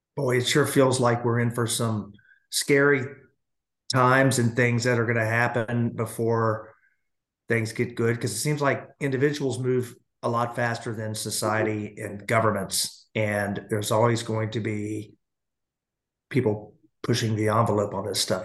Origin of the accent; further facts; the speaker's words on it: United States; as an American